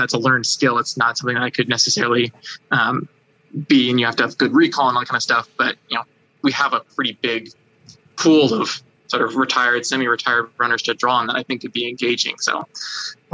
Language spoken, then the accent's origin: English; United States; my home country